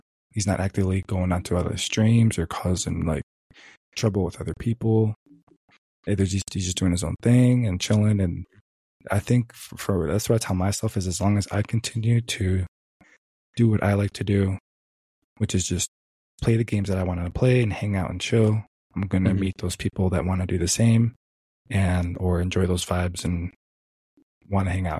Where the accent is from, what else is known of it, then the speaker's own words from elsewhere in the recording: Michigan, United States; moved away; So where I was raised was basically back in Michigan and born and raised back in Michigan.